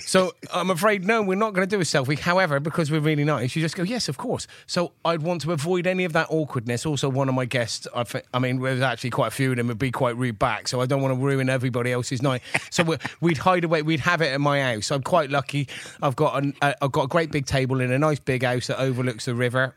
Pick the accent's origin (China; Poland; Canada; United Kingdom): United Kingdom; Gloucester, South West England; I'm from Gloucester, and I grew up in the eighties